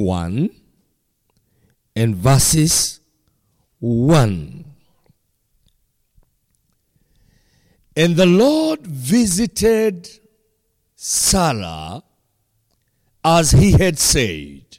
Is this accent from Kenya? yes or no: yes; Kenya; from Kenya.